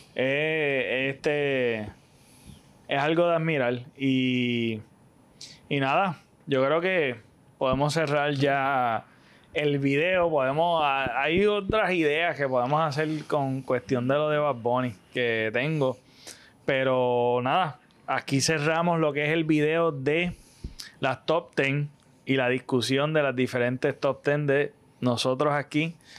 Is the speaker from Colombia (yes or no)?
no; Puerto Rico; soy boricua